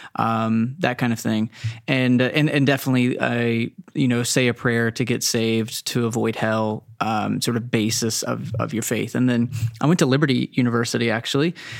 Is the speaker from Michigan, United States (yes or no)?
no; Texas, United States; I was raised in Texas